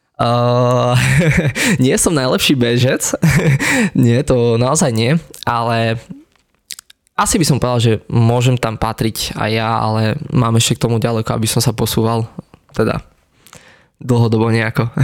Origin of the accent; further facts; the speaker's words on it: Hozelec, Prešov Region, Slovakia; obyčajný chalan z Potatier, pochádzam z Hozelca